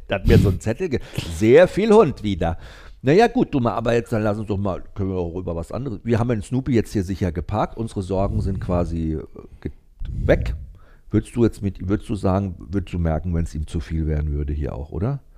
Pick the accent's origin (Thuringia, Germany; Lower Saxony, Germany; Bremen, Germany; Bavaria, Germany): Lower Saxony, Germany; Cuxhaven; bei uns in Cuxhaven